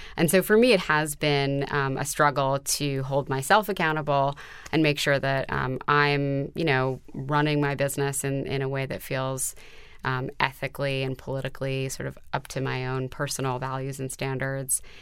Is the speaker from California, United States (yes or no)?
no; New York City, New York, United States; I was brought up on the Upper West Side in New York City